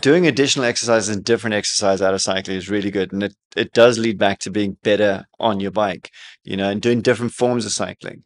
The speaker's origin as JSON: {"language": "English", "country": "South Africa", "tie": "born or raised there", "moved": "yes", "lives_now": "Dubai, United Arab Emirates", "said": "growing up in South Africa"}